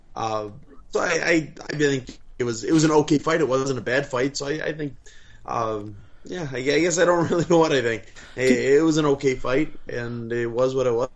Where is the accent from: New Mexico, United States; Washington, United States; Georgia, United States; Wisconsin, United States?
Wisconsin, United States; now in Southern California, United States; I'm from Wisconsin, and it would rain once or twice a week up there